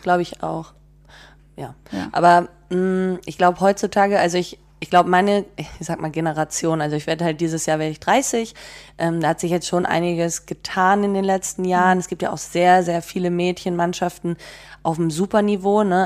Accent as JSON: {"language": "German", "town": "Bad Segeberg", "region": "Schleswig-Holstein", "country": "Germany", "tie": "born or raised there", "also_born_or_lived": "Leverkusen / Basel / Freiburg", "moved": "as an adult", "said": "ich bin zwar in Schleswig-Holstein aufgewachsen, also in Bad Segeberg"}